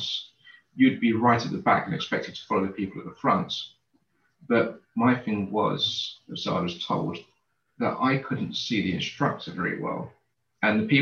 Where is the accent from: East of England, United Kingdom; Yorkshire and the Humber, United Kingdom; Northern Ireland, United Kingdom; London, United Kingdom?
London, United Kingdom; I grew up in East London in a place called Canning Town